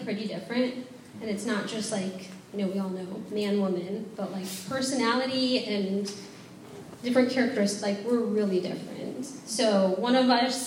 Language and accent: English; Minnesota, United States; I grew up, as John said, I'm from Minnesota